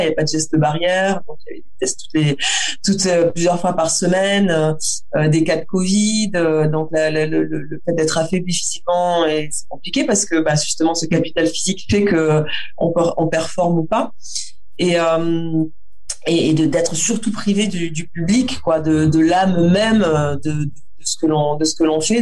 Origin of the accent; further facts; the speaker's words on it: Auch, Occitania, France; J'ai grandi dans le Gers, à Auch